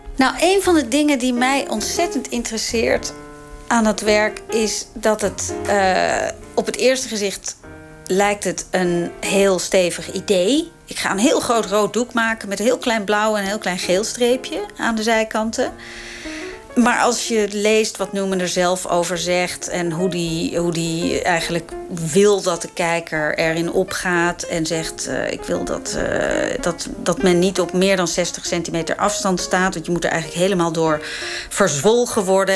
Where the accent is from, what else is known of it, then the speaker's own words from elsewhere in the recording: Amsterdam, North Holland, Netherlands; Ik groeide op in Amsterdam, jaren zeventig.